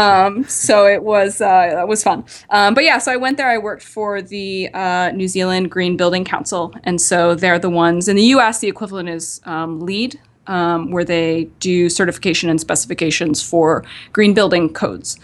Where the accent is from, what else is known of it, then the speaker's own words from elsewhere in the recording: Nova Scotia, Canada; I'm from Nova Scotia, uh, the capital city there is Halifax. So I'm from, uh, just a, a small town just outside of Halifax